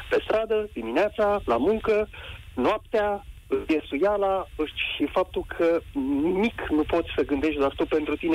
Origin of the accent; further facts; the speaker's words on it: Buzău, Buzău County, Romania; Sunt relativ aproape, sunt din Buzău.